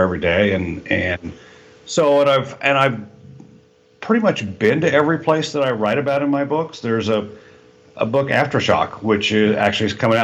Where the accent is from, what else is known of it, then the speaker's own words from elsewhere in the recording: Kansas, United States; moved away as an adult; also born or lived in Jeddah, Saudi Arabia; I was raised in Kansas